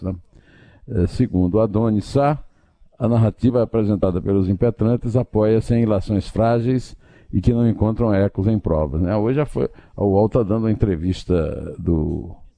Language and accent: Portuguese; Campina Grande, Paraíba, Brazil; moved away; na minha adolescência, no Colégio Estadual de Campina Grande